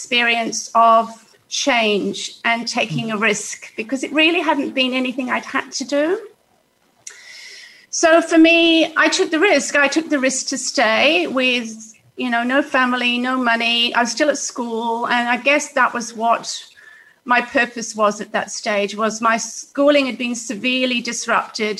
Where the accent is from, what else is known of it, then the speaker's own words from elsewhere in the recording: Wales, United Kingdom; now in Australia; I grew up in Wales, in Great Britain, in one of those council houses